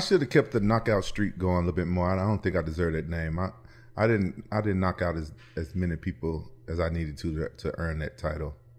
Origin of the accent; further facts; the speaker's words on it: Memphis, Tennessee, United States; I'm from Memphis, and pro wrestling is really big there